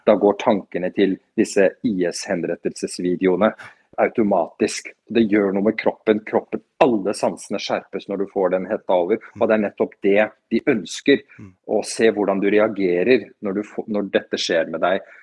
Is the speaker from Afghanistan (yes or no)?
yes; Afghanistan; now in Norway; Som flyktning vet jeg hva det innebærer. Vi rømte fra Afghanistan da russerne invaderte på 80-tallet, så jeg vet alt om det.